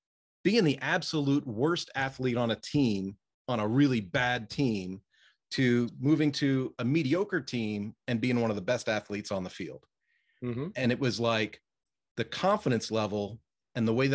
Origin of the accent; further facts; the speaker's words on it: outside of Philadelphia, Pennsylvania, United States; I'm from the East Coast. I was raised outside of Philadelphia.